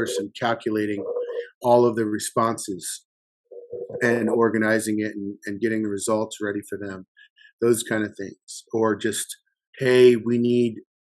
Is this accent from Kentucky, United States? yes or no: no; Baltimore, Maryland, United States; I grew up in Baltimore, Maryland in the 80s